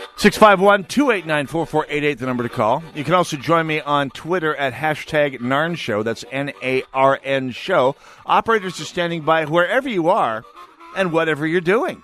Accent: United States; moved away; we had stores in my hometown, but I mean, fun stores, you had to go to Fargo

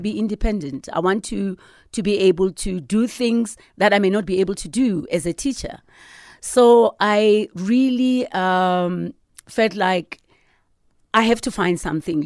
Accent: Sharpeville, Gauteng, South Africa; I'm a girl from Sharpeville, yeah. you know, and, and and my town was very small

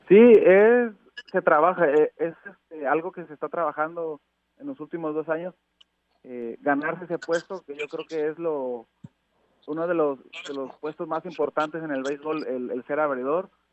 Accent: Tabasco, Mexico; also born or lived in Córdoba, Veracruz; nací en Veracruz pero creado en Tabasco

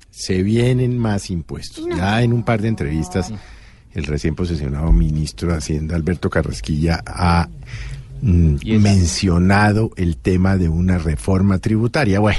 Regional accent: Colombia; a uno como colombiano

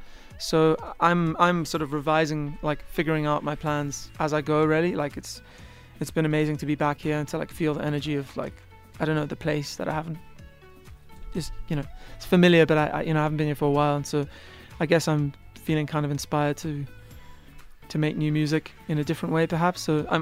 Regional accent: South Africa; as soon as I tell them I'm from South Africa, they pretend they can hear it.

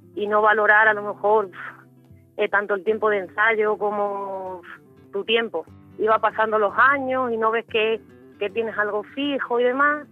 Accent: Madrid, Community of Madrid, Spain; moved away as an adult; also born or lived in Seville / Extremadura; now in Badajoz, Spain; yo me crié en Madrid

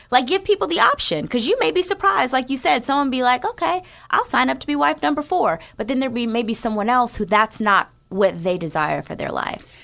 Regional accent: New Jersey, United States; I grew up in New Jersey

